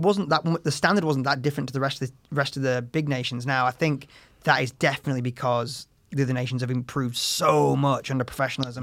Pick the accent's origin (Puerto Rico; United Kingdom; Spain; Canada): United Kingdom; England; also born or lived in United States